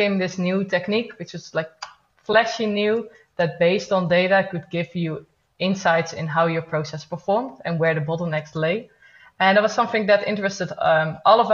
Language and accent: English; Netherlands; also born or lived in Eindhoven; I'm from the Netherlands, living in Eindhoven.